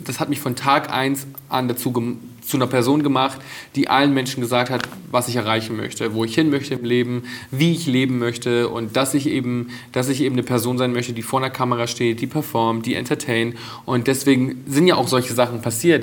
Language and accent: German; Bad Reichenhall, Bavaria, Germany; now in Berlin, Germany; meine Jugend in Bad Reichenhall zu Hause